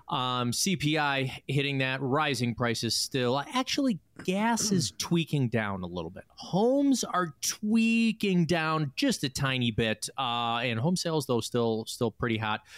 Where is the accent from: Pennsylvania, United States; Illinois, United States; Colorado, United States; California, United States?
Illinois, United States; Chicago; being born and raised in Chicago